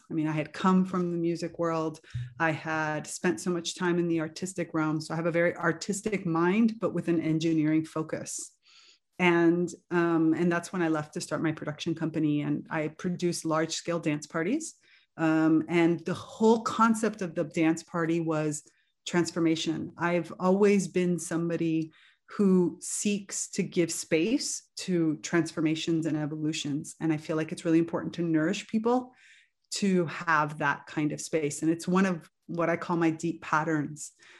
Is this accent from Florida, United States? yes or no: yes; Miami, Florida, United States; You know, Cuban Americans had kind of the best of both worlds growing up in Miami, because we were never denied on the our Cubanness, like our roots, while at the same time fully embracing American culture.